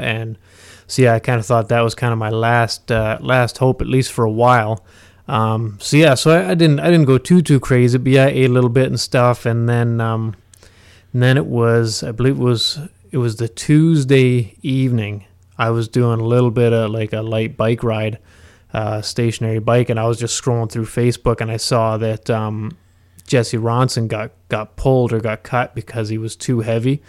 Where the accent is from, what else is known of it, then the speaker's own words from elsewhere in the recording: Huntsville, Ontario, Canada; I've spent my, my entire life in Huntsville